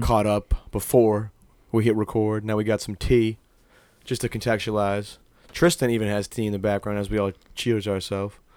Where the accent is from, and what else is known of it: Old Orchard Beach, Maine, United States; born or raised there